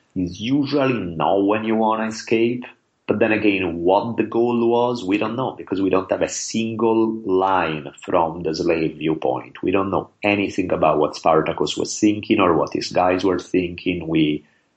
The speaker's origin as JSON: {"language": "English", "country": "Italy", "tie": "born or raised there", "moved": "yes", "lives_now": "Los Angeles, United States", "said": "growing up in Italy"}